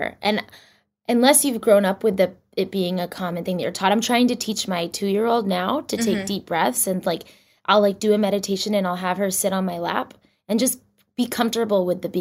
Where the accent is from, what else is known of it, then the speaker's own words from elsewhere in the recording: Boston, Massachusetts, United States; moved away as an adult; also born or lived in New York; I grew up in Boston, right outside of Boston. And I actually moved to New York when I was 21